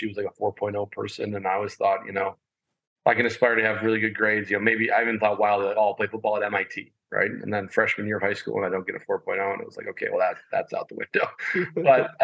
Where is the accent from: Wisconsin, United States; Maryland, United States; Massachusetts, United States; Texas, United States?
Wisconsin, United States; Madison; I'm a Madison kid. I grew up on the West Side, played for the Junior Spartans